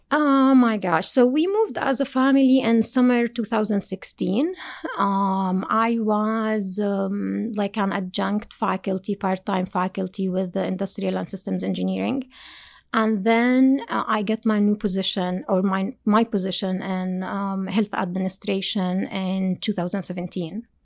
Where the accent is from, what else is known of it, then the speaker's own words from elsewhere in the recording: Jordan; moved away as an adult; also born or lived in Binghamton, United States; now in United States; From Jordan. So I did my undergrad and master degree in Jordan